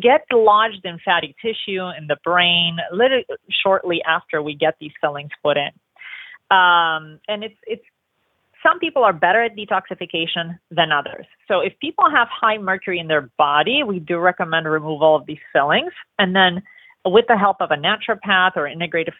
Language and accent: English; Romania; now in Los Angeles, United States; I grew up in Romania